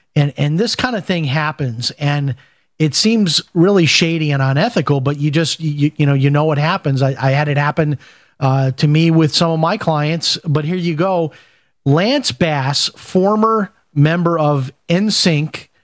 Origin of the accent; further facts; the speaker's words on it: Chicago, Illinois, United States; growing up in Chicago